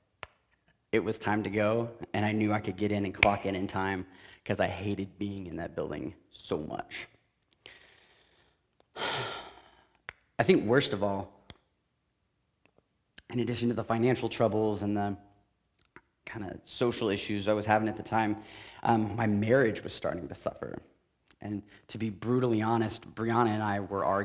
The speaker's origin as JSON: {"language": "English", "town": "Tulsa", "region": "Oklahoma", "country": "United States", "tie": "born or raised there", "also_born_or_lived": "Kansas City", "said": "I grew up in Tulsa my entire life"}